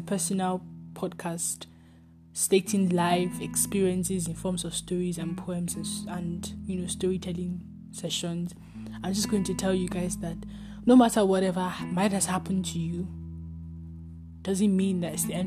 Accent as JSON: {"language": "English", "country": "Nigeria", "said": "I'm a Nigerian student"}